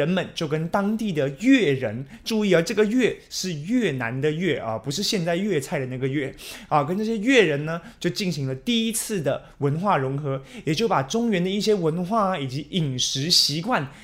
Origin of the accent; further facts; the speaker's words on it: Taiwan; 我们台湾人